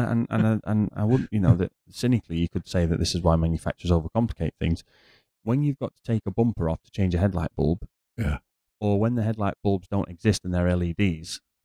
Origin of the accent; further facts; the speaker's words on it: United Kingdom; now in Dubai, United Arab Emirates; as a British person